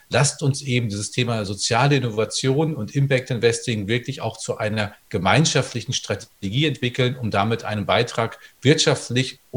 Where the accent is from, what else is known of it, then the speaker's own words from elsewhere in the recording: North Rhine-Westphalia, Germany; Also ich komme aus dem Sauerland im Menn und das ist großartig